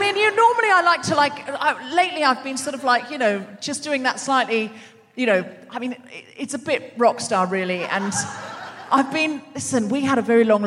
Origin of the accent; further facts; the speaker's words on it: Australia; I was raised in Australia.